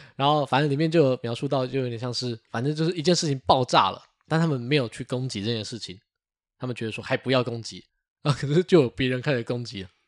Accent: Taiwan; 我们台湾人

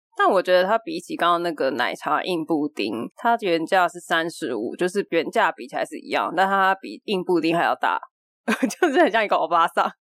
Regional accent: Taipei, Taiwan; 我小时候住在台北的时候

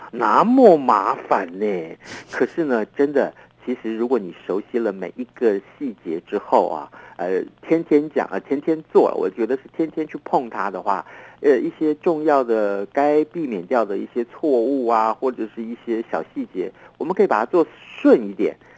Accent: Taiwan; 我们台湾话

